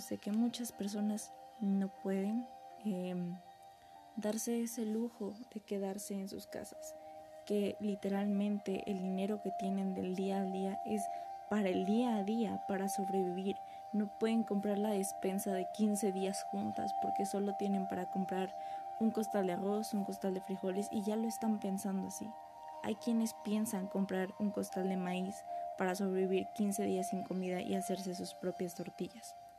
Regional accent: Mexico; como mexicanos

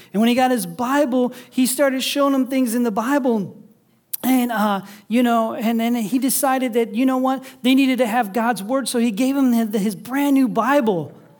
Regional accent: Sandusky, Ohio, United States; now in Toledo, United States; I grew up in Sandusky on the lake

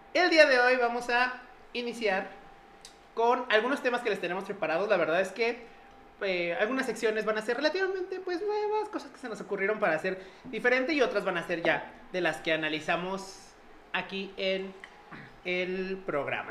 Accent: Mexico; para nosotros como mexicanos

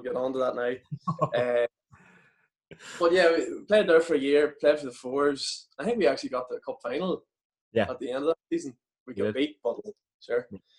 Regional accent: Newry, Northern Ireland, United Kingdom; coming from Newry myself, being in my hometown club

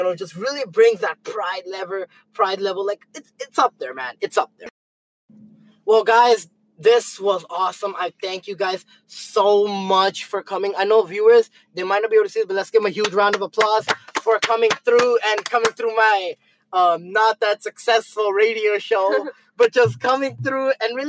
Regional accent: Canada; Because, like, I'm a Canadian.

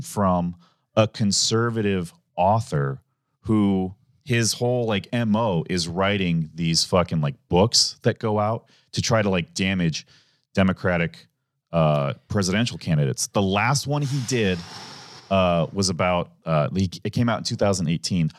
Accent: Omaha, Nebraska, United States; also born or lived in Lincoln, Nebraska; I grew up in Omaha

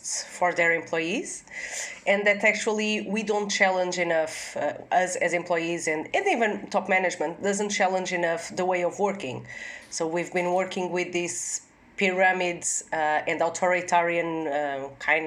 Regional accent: Portugal; now in Netherlands; I'm from Portugal.

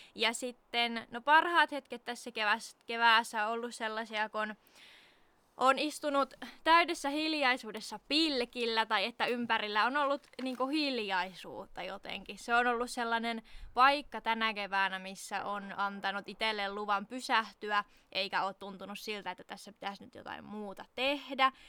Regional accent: Southern Finland, Finland; moved away; käymässä etelässä sieltä, mistä olen kotoisin

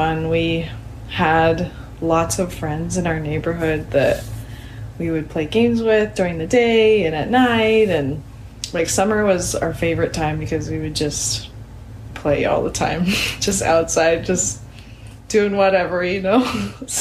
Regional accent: Kaysville, Utah, United States; moved away; also born or lived in Vancouver, Washington / Spokane, Washington; I grew up in Kaysville, Utah

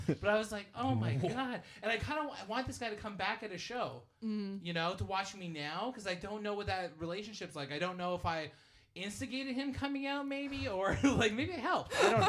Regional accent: Hamilton, Ontario, Canada; I'm from Hamilton.

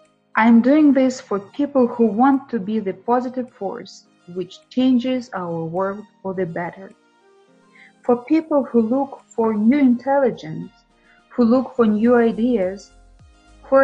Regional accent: Ukraine; also born or lived in Saratov, Russia; I was born in Saratov, a beautiful city in Russia on the bank of the river Volga, but my parents decided to move to Ukraine soon after my birth

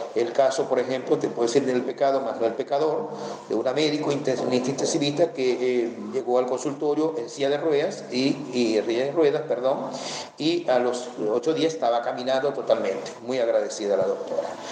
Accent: Venezuela; en mi país, Venezuela

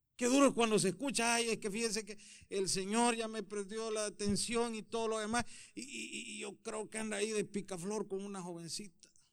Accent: El Salvador; moved away; yo soy de Salvador

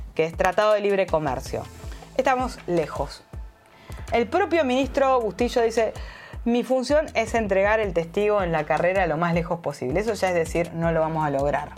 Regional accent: Uruguay; soy ciudadana uruguaya

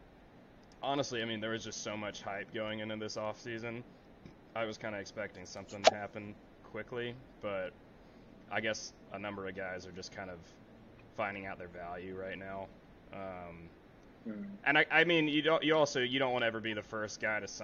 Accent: Tennessee, United States; now in Athens, Georgia, United States; I grew up in Tennessee my whole life

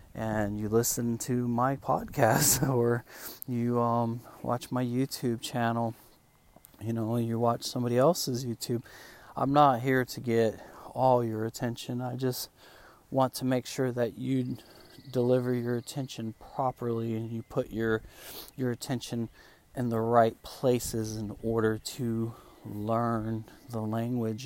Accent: Spain; first language Spanish; English is a second language; now in United States; I live in America now. This is where I stay. I'm actually from Spain, but um, I'm in America.

